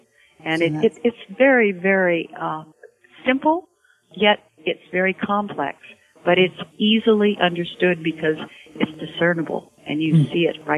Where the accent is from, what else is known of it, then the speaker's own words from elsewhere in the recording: Salinas, California, United States; I was raised in Salinas